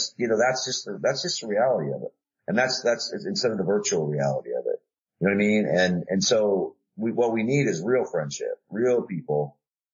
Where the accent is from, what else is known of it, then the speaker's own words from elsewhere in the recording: South Dakota, United States; I grew up in Dakota, South Dakota